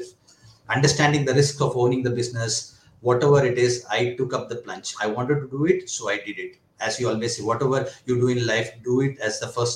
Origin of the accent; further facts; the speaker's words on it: Mumbai, Maharashtra, India; moved away as an adult; also born or lived in Kerala; now in Bangalore, India; I have my roots from Kerala. I was born and brought up in Mumbai.